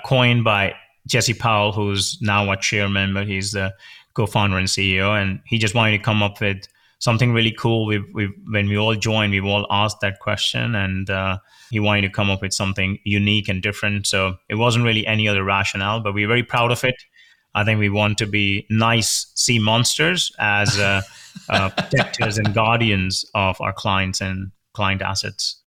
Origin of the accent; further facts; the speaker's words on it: India; moved away as an adult; I grew up in India. I did my major in computer science there